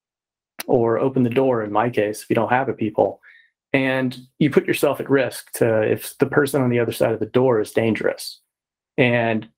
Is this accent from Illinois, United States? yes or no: no; Texas, United States; I'm from Texas as well.